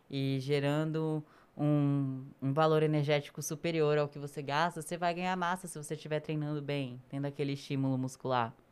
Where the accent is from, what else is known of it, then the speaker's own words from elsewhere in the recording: Northeast Region, Brazil; E eu sou nordestina.